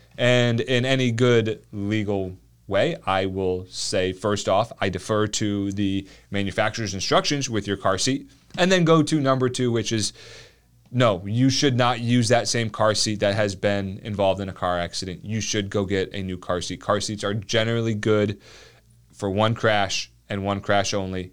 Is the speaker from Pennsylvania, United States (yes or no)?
no; New Jersey, United States; moved away; I grew up in New Jersey, so I suppose I can say that. Um, I would, I have no ambition to go back there. Let's put it like that. But it was South Jersey